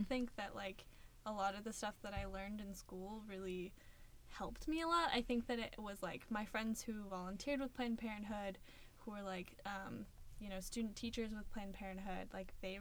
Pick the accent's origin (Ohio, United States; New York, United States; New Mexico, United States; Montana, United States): Montana, United States; Missoula; moved away as an adult; now in Seattle, United States; I'm from Missoula, Montana. It's the second largest city in Montana